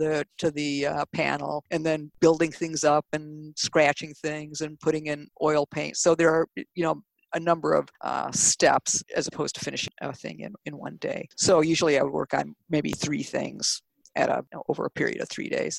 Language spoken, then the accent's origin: English; Detroit, Michigan, United States; I grew up in Detroit, the Detroit area